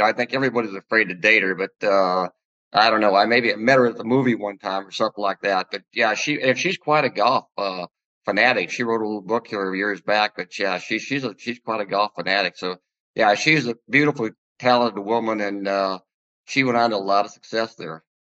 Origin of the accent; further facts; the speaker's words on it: Huron, South Dakota, United States; moved away as an adult; I grew up in Huron, South Dakota